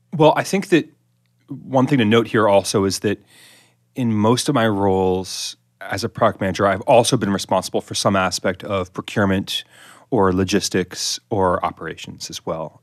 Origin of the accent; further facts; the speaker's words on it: the Hamptons, Eastern Long Island, New York, United States; I grew up in the Hamptons in Eastern Long Island